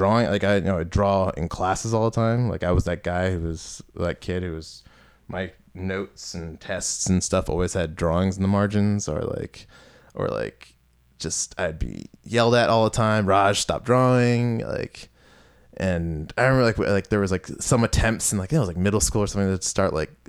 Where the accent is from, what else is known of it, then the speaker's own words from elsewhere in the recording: Kensington, Maryland, United States; I'm from Montgomery County, Maryland originally, a town called Kensington, and it was an interesting place to live, because where I lived was, I was like on in between like working class and like upper middle class.